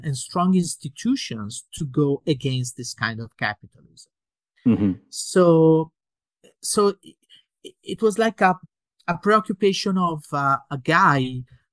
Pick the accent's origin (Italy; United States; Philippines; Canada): Italy; I was born in 1971 in Italy